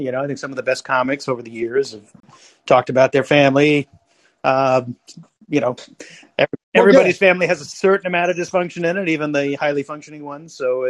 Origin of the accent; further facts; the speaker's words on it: Bakersfield, California, United States; also born or lived in Carmel, California; Bakersfield's my hometown originally